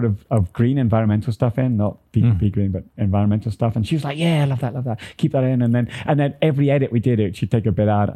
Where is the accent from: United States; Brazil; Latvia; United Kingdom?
United Kingdom; Manchester, North West England; moved away as an adult; also born or lived in Scotland; now in Taiwan; I'm from Manchester, England